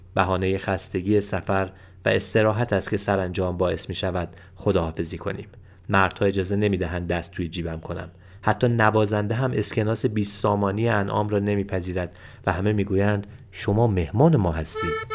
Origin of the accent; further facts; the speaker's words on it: Iran; از ایران آمدم